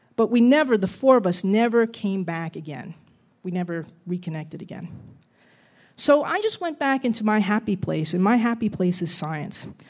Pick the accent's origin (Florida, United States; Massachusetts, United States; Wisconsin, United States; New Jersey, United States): New Jersey, United States; Jersey City; growing up in Jersey City in the seventies